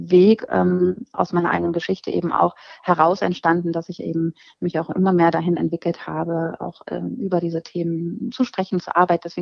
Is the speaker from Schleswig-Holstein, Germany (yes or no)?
no; Hanover, Lower Saxony, Germany; äh, ich komme aus Hannover und ähm, ja, bin 43 Jahre alt